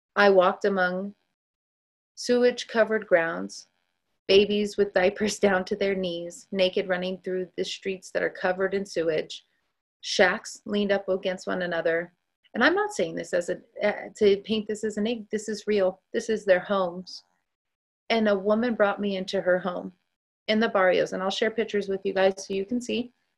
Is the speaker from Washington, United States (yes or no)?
no; Northern California, United States; moved away as an adult; also born or lived in Dallas, Texas; my home state, as I am originally from, Northern California